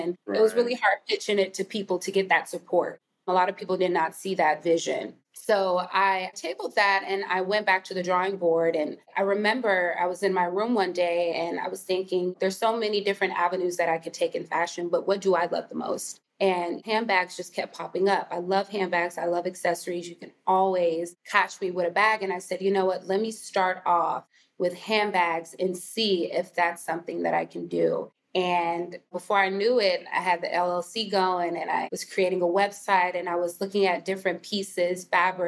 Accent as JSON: {"language": "English", "town": "Houston", "region": "Texas", "country": "United States", "tie": "born or raised there", "also_born_or_lived": "San Antonio, Texas", "said": "I'm first gen Nigerian American, born and raised in Houston, Texas"}